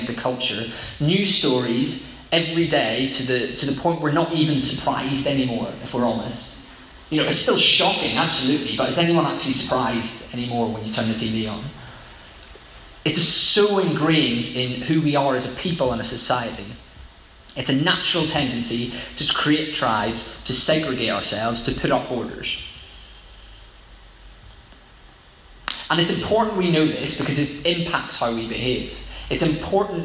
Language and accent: English; Northern Ireland, United Kingdom; Growing up in Northern Ireland